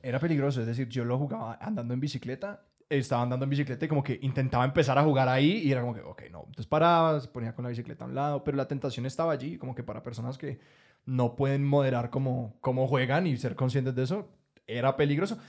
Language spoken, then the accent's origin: Spanish; Colombia